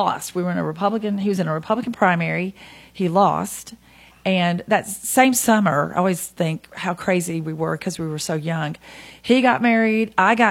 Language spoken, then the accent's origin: English; Nashville, Tennessee, United States; now in Hendersonville, United States; I was born in Nashville, and my parents are from Gulletsville. I went to Good Pasture Christian School